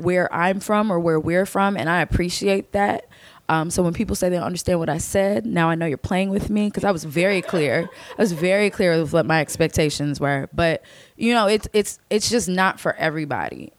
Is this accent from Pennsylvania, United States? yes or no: yes; Chester County, Philadelphia suburbs, Pennsylvania, United States; moved away; where I'm from is one of the western suburbs of Philadelphia, Chester County